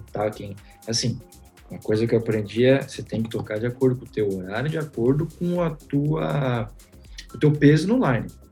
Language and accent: Portuguese; São Paulo, Brazil; eu sou de São Paulo